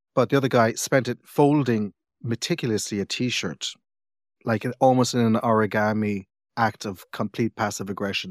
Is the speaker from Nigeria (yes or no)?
no; Cork, Munster, Ireland; also born or lived in England; I grew up in Cork